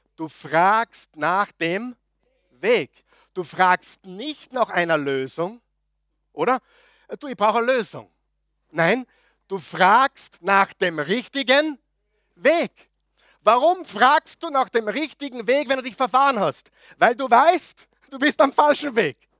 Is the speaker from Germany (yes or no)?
no; Linz, Upper Austria, Austria; moved away as an adult; now in Vienna, Austria; Guter Oberösterreicher, gebürtiger Linzer, Müllviertler, Anti-Wien